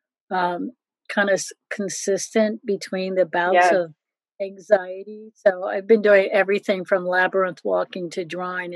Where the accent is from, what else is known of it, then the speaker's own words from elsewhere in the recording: Philadelphia, Pennsylvania, United States; also born or lived in New York; I grew up in Philadelphia